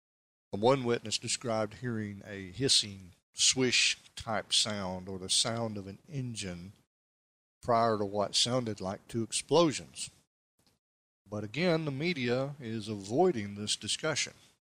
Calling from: Tennessee, United States; but I am podcasting here from East Tennessee, and we have a lot of rain coming down

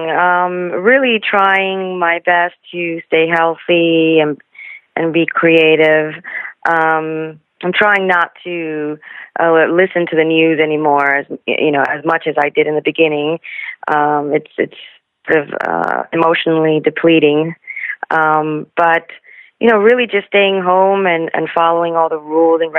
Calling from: New Jersey, United States; At the moment, I'm in good old New Jersey.

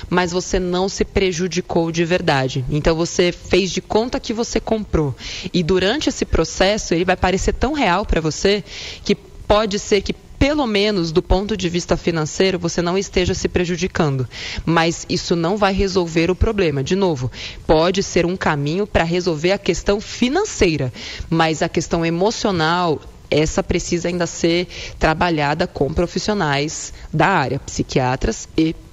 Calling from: São Paulo, Brazil; sou aqui de São Paulo.

